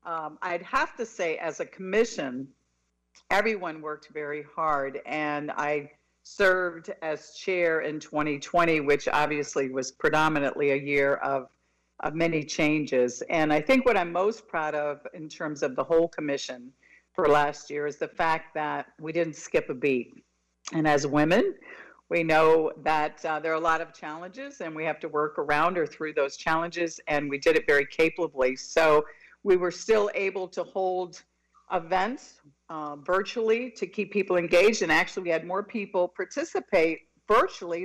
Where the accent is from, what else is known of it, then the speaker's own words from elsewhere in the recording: Miami, Florida, United States; I was born and raised in Miami in a household of 14 people